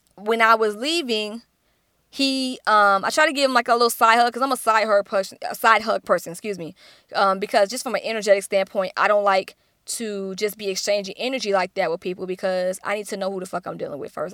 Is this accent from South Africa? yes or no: no; Atlanta, Georgia, United States; I'm from Atlanta, which is the Black Hollywood